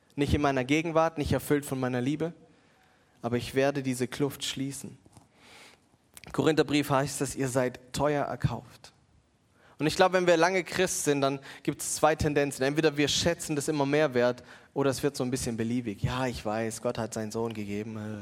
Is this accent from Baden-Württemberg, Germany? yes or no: yes; Mannheim, Baden-Württemberg, Germany; als Mannheimer